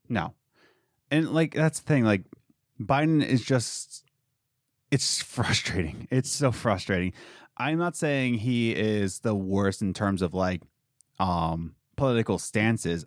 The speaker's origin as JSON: {"language": "English", "country": "United States", "said": "as American"}